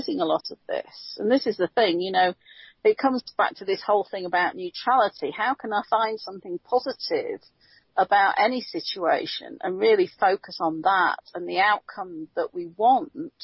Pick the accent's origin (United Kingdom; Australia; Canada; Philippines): United Kingdom; now in United States; being a Brit